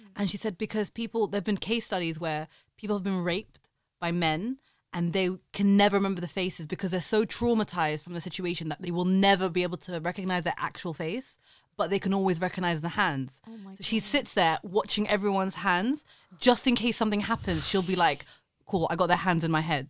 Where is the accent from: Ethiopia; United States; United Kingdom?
United Kingdom; London; I'm a Londoner